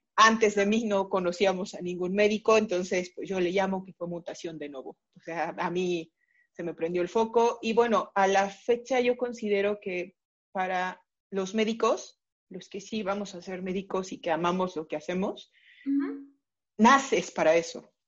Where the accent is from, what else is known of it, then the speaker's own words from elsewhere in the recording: Mexico City, Mexico; Soy originaria de la Ciudad de México. Prácticamente o casi toda mi vida he estado aquí en la Ciudad de México